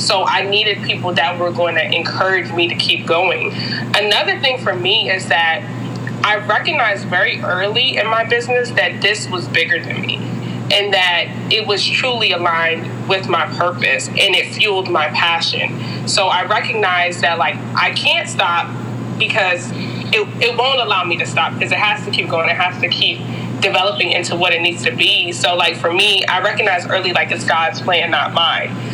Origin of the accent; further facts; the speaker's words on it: Hyattsville, Maryland, United States; also born or lived in Ethiopia / Washington, District of Columbia, United States; I was born in Ethiopia. My family's Jamaican, but I grew up in the Hyattsville, Maryland area. So all my life, I've been in PG County